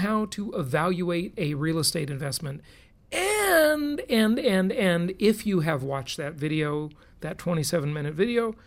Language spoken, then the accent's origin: English; California, United States; moved away; my home state, the Socialist Republic of California, it's a disaster. I'm glad I left.